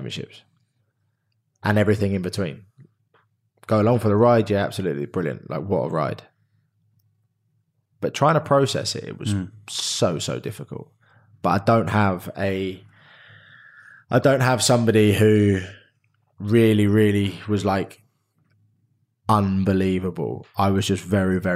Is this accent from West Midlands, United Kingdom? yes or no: no; Reading, South East England, United Kingdom; also born or lived in Australia; I was a kid from Reading